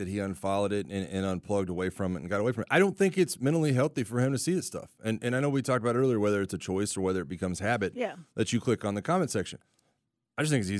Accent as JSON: {"language": "English", "region": "Florida Panhandle", "country": "United States", "said": "I'm from the Panhandle, Florida."}